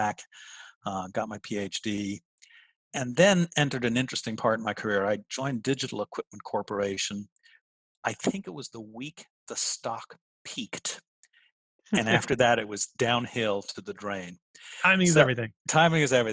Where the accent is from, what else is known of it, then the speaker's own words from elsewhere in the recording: Dublin, Leinster, Ireland; moved away as an adult; also born or lived in United States; now in Pittsburgh, United States; I'm this kid in Dublin, Ireland